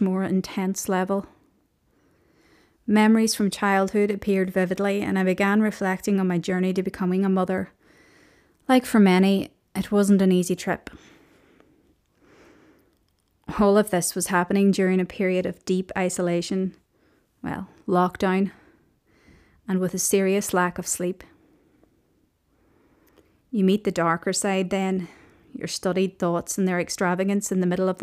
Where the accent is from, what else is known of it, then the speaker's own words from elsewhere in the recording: Omagh, Northern Ireland, United Kingdom; moved away as an adult; also born or lived in Belfast / Liverpool; I was born in Belfast and I grew up in Omagh, County Tyrone, in a big Irish Catholic family